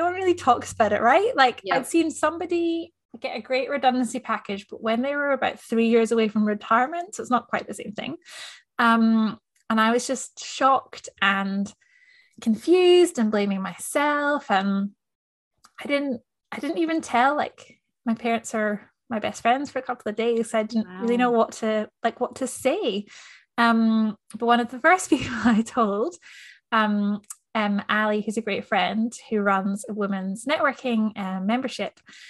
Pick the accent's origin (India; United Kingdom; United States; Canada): United Kingdom; Scotland; also born or lived in New Zealand; now in Melbourne, Australia; I'm a Scottish Kiwi. I've lived in Melbourne for 4 years now.